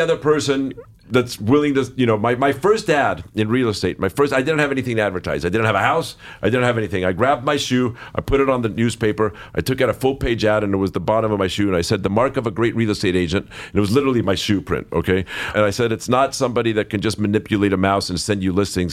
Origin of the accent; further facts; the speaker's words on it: Los Angeles, California, United States; I grew up here in Los Angeles